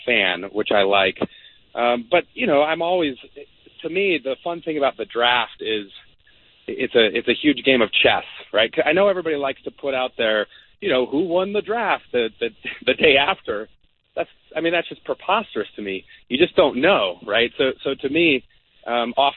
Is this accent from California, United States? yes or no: no; Denver, Colorado, United States; I'm born and raised in Denver